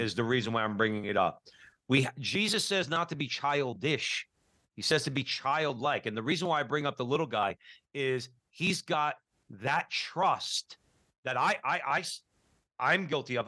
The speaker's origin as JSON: {"language": "English", "town": "Newark", "region": "New Jersey", "country": "United States", "tie": "born or raised there", "said": "I grew up Catholic in Newark, New Jersey"}